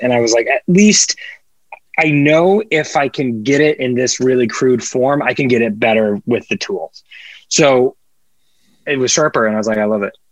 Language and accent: English; Kansas, United States; now in Los Angeles, United States; growing up in Kansas, there was definitely mosquitoes in Kansas